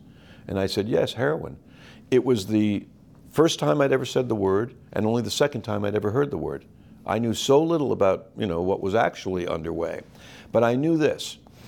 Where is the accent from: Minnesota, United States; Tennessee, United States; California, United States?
California, United States; Los Angeles; Well, I grew up in Los Angeles. By the time I was 10, we had lived in 10 places.